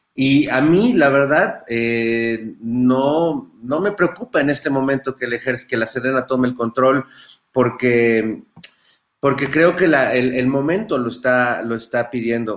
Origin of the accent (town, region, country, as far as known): Mexico